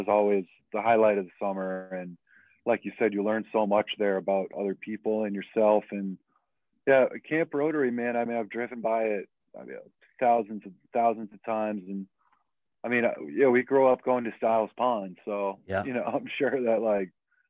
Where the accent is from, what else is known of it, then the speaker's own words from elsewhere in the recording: Boxford, Massachusetts, United States; also born or lived in Denver, Colorado; I grew up in Boxford for kindergarten through 8th grade